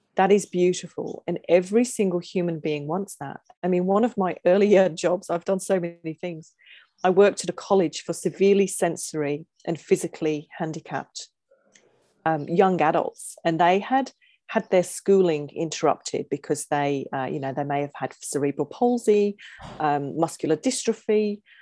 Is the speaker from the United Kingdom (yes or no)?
yes; England, United Kingdom; moved away; being English